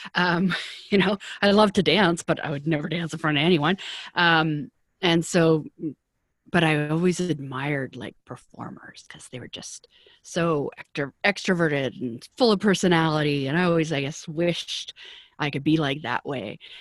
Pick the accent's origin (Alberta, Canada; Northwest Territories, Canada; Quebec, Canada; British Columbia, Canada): British Columbia, Canada; Vancouver; moved away as an adult; also born or lived in Toronto; I'm from Vancouver, and at that time it was a kind of a small industry